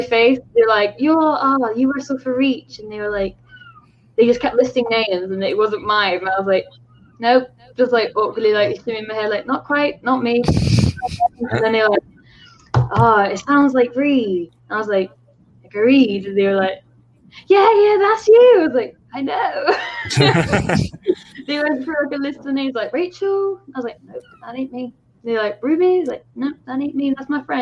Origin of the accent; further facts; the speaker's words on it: Plymouth, South West England, United Kingdom; I'm from like the southwest of the UK, so it's like I'm from Plymouth, which is like right at the bottom of the UK